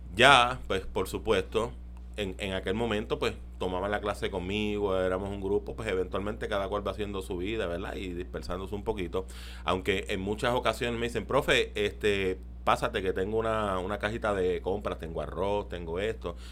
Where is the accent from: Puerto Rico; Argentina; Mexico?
Puerto Rico; Carolina; also born or lived in Las Monjas, San Juan; nací en Las Monjas, pero me crié allá en, en Carolina